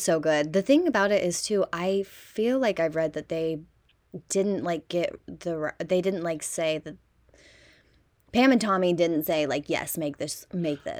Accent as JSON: {"language": "English", "region": "Midwest", "country": "United States", "said": "we're from the Midwest"}